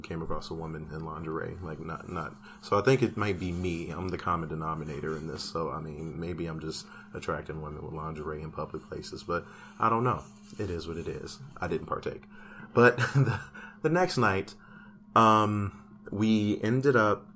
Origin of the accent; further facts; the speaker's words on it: Chicago, Illinois, United States; I'm from Chicago.